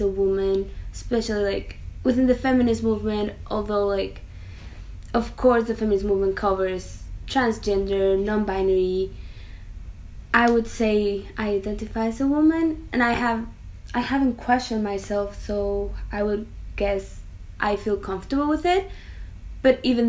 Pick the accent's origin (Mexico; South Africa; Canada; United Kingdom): Mexico; I'm from Mexico.